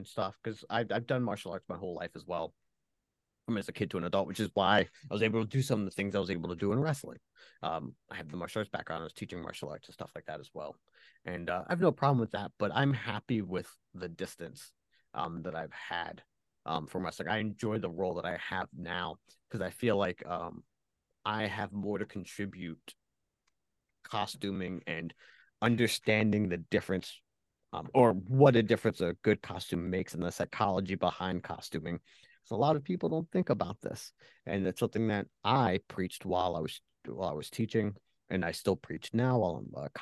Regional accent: Philadelphia, Pennsylvania, United States; growing up in the Philadelphia area

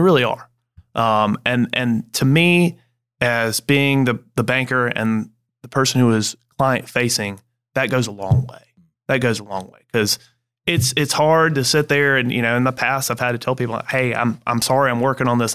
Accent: Greenville, South Carolina, United States; I'm actually born and raised right here in Greenville, South Carolina.

